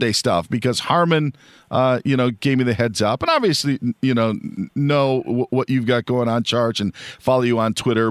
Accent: Wisconsin, United States; growing up in Wisconsin, would go to a Packer game once a year

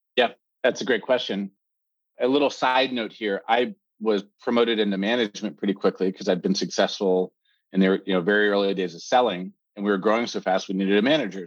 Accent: Pennsylvania, United States; moved away as an adult; also born or lived in North Carolina / Silicon Valley; I'm an American by birth, uh, born in Pennsylvania on the East Coast

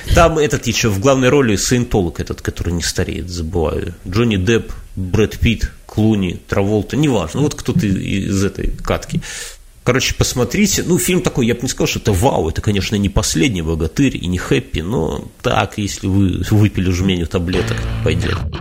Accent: Belarus; мы белорусы

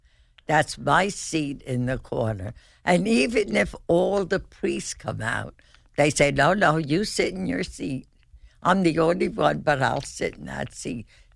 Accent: Cedar Grove, New Jersey, United States; also born or lived in Newark; I was at Cedar Grove, actually. I was born in Newark.

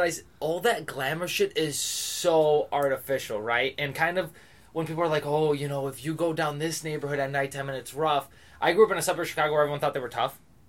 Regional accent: Greece; I'm from Greece. I've not been a Greek here yet.

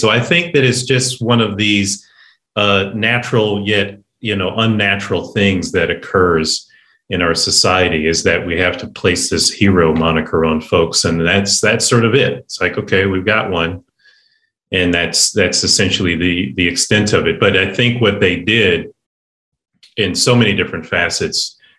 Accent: Ohio, United States; I grew up in Ohio

